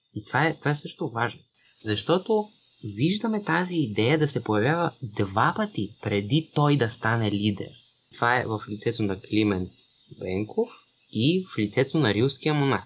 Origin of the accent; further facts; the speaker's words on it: Bulgaria; ние тази идея си я имаме по принцип като българи